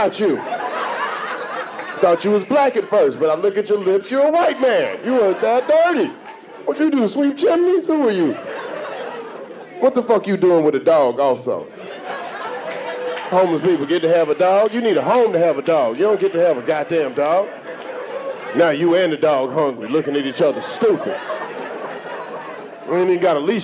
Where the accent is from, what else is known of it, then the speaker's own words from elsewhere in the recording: the South, United States; I'm from the South